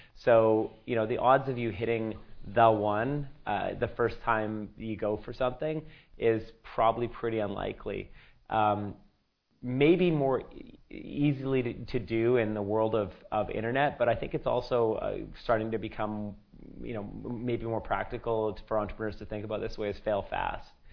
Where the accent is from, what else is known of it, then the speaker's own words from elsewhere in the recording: Sri Lanka; moved away; I come from Sri Lanka